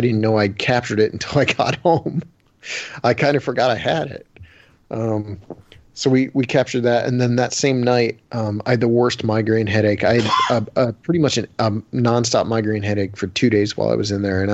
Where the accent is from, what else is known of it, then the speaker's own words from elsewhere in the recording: Canton, Ohio, United States; I'm not a city boy, but I'm from Ohio